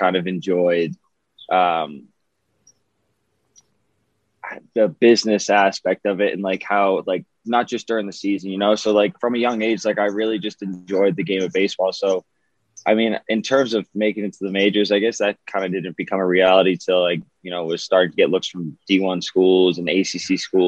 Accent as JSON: {"language": "English", "town": "Boston", "region": "Massachusetts", "country": "United States", "tie": "born or raised there", "said": "Grew up born and raised in Boston"}